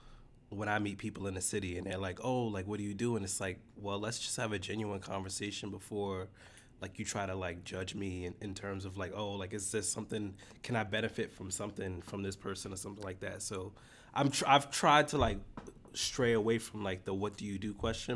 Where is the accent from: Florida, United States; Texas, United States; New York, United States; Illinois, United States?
New York, United States; New York City; I grew up in the Bronx.